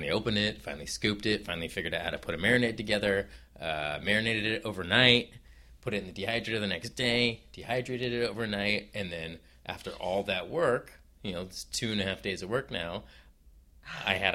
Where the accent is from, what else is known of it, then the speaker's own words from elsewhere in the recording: Oakland, California, United States; In, in California, in Oakland.